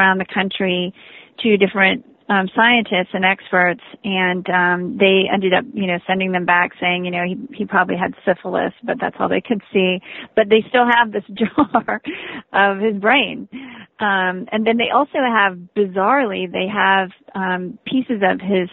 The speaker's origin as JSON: {"language": "English", "region": "Ohio", "country": "United States", "tie": "born or raised there", "moved": "yes", "said": "I'm from Ohio originally. I was born and raised in Ohio."}